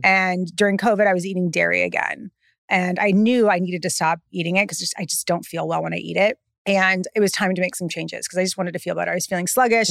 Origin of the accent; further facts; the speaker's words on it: California, United States; now in New York, United States; I'm so from California